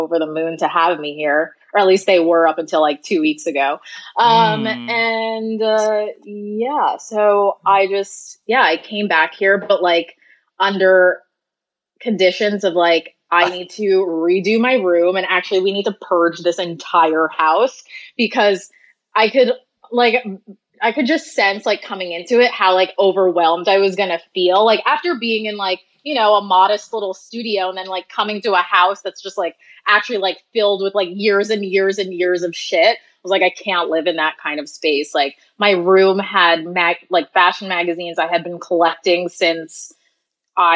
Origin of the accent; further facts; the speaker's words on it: New York, United States; I'm from New York, my parents are here